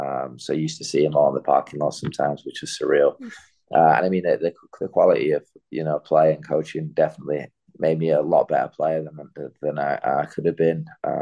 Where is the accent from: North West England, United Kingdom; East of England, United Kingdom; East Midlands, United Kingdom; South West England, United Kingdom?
North West England, United Kingdom; Bolton; now in United States; I grew up in Bolton.